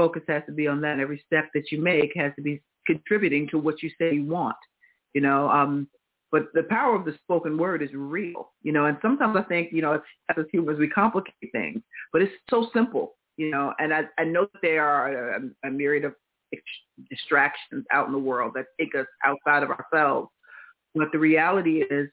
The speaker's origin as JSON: {"language": "English", "region": "New York", "country": "United States", "said": "I'm a New Yorker"}